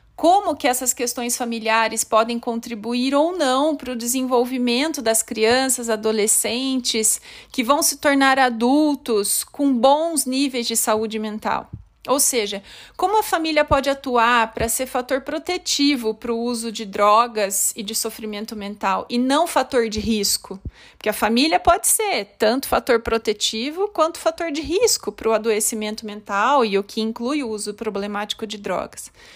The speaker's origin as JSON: {"language": "Portuguese", "town": "Limeira", "region": "São Paulo", "country": "Brazil", "tie": "born or raised there", "also_born_or_lived": "Osasco / São Caetano do Sul / Marília / Campinas", "moved": "as an adult", "said": "eu sou natural de Limeira, no estado de São Paulo, mas desde 2003 morando em diferentes cidades"}